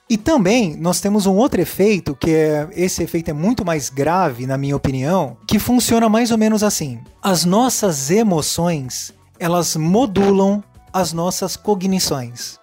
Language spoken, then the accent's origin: Portuguese; Santos, São Paulo, Brazil; na cidade que eu moro, eu sou de Santos, São Paulo